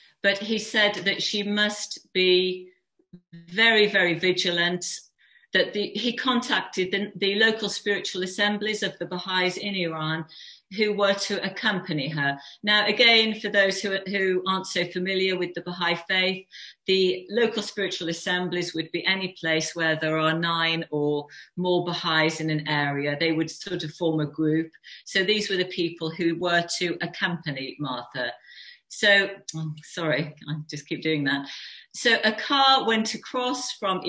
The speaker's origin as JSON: {"language": "English", "region": "West Midlands", "country": "United Kingdom", "also_born_or_lived": "Wolverhampton", "moved": "yes", "said": "we're from the Midlands. I used to live in near Wolverhampton"}